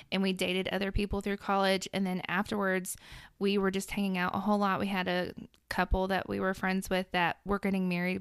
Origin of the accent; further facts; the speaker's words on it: Middle Tennessee, United States; I'm from Middle Tennessee, grown up from here.